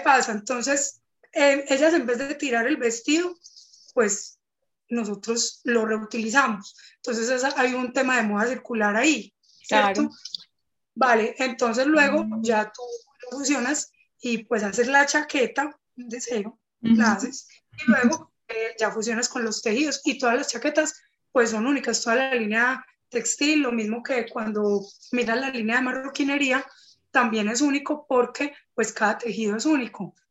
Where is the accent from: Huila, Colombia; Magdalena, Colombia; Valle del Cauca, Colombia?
Valle del Cauca, Colombia; Cali; soy de Cali, pues y de acá del Valle